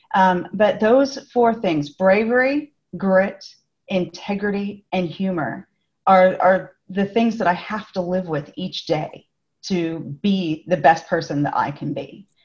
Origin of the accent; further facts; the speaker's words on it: Los Angeles, California, United States; accent: Californian; moved away as an adult; now in Melbourne, Australia; I am from California originally, and I have lived in Melbourne for 11 years.